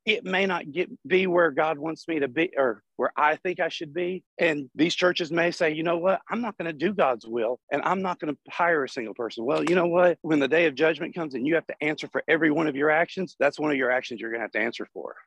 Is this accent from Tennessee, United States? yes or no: yes; Chattanooga, Tennessee, United States; I'm from Chattanooga, Tennessee